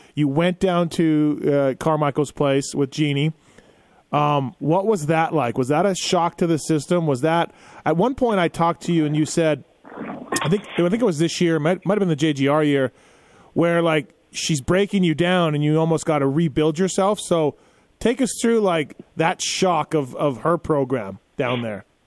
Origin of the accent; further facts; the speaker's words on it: Canada; growing up in Canada